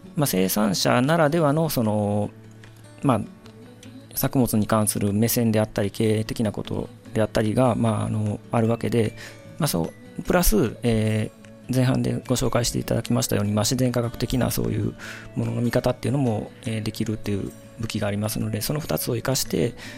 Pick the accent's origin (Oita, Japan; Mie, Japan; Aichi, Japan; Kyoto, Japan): Kyoto, Japan; Maizuru; moved away as an adult; 舞鶴出身でしてでまあ、生まれ育った環境っていうのが、まあ、西舞鶴